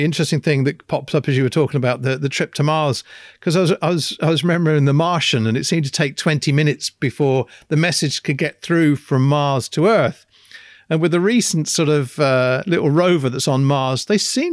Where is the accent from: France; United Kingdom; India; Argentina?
United Kingdom; England; me being English